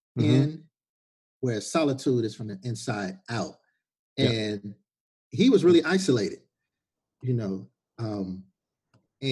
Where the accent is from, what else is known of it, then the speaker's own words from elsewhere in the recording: Chicago, Illinois, United States; I'm originally from Chicago